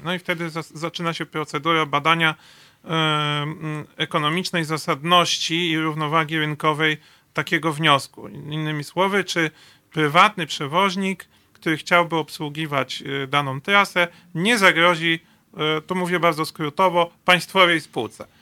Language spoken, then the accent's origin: Polish; Masovian Voivodeship, Poland; U nas na Mazowszu